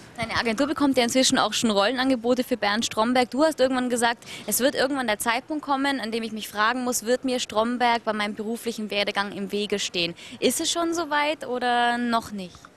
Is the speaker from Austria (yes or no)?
yes; Austria; Ich als Österreicherin